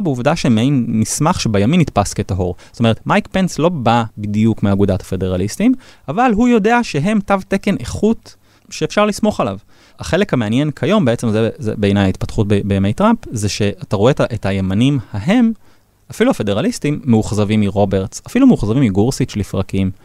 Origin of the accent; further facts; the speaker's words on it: Israel; לנו כישראלים